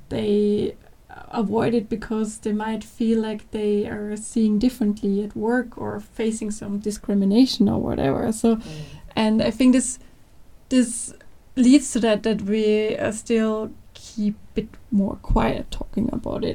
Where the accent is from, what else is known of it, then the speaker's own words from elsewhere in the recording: Austria; English is a second language; I'm also from Austria.